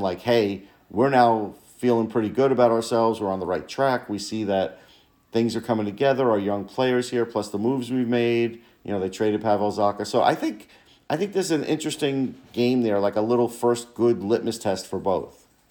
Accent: New York, United States; when I was growing up in New York

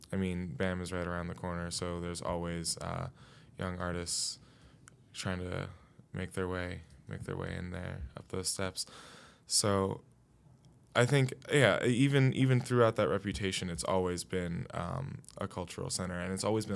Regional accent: New York City, New York, United States; I grew up here in Brooklyn

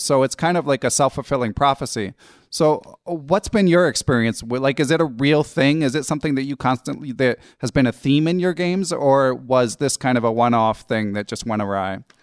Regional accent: Philadelphia, Pennsylvania, United States; I grew up in Philly, I used to play in New York a fair amount

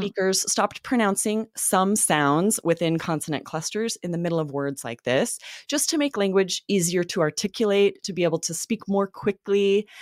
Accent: the Northwest, Pacific Northwest, United States; I grew up in the Northwest

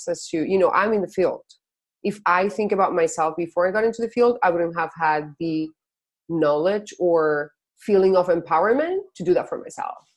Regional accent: Spain; moved away; I'm originally from Spain

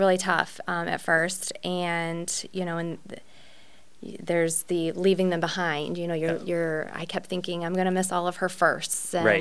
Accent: Granite City, Illinois, United States; now in O'Fallon, United States; I grew up in Granite City

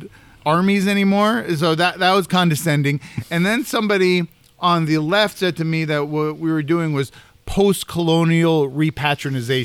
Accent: Silicon Valley, California, United States; moved away; also born or lived in New York; I grew up in the Silicon Valley

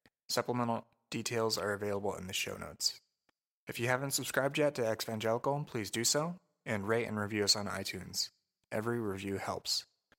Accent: Crawfordsville, Indiana, United States; I grew up in Crawfordsville, Indiana, which is a central Indiana, and I imagine it was fairly similar. That town was about 16,000 people, small. There was a mix of farming

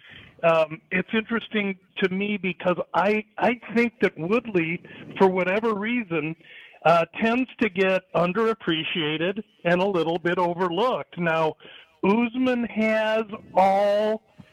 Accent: Nebraska, United States; my home state of Nebraska

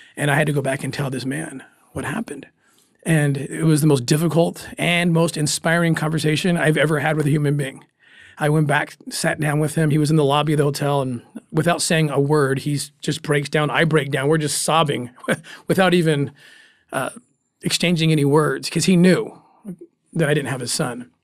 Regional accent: United States; being an American

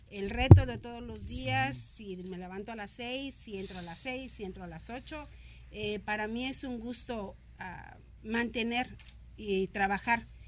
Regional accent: Mexico City, Mexico; De la Ciudad

